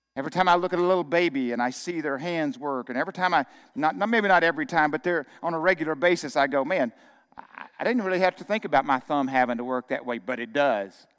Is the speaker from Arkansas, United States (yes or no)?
yes; Arkansas, United States; moved away as an adult; growing up in Arkansas